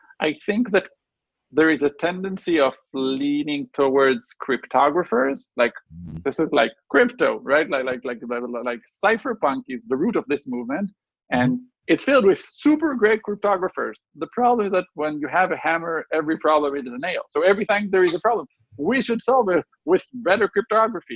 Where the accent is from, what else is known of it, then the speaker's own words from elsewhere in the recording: Chicago, Illinois, United States; we're from Chicago.